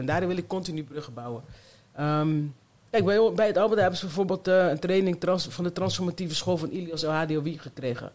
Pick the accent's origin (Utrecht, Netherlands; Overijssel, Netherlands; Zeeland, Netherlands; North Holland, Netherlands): Zeeland, Netherlands; also born or lived in Colombia; now in Rotterdam, Netherlands; ik ben opgegroeid in Zeeland in een mooi vrijstaand huis